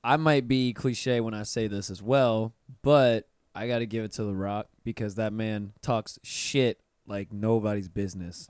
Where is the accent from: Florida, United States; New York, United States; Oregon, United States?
Florida, United States; Pensacola; moved away; I'm from Pensacola, which is way, way up in Northwest Florida, right next to Alabama